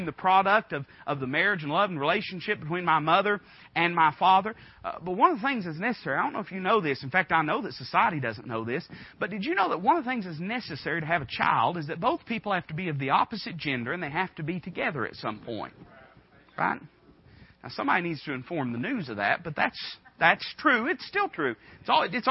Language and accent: English; United States; accent: hillbilly backwoods; the hillbilly backwoods way that I talk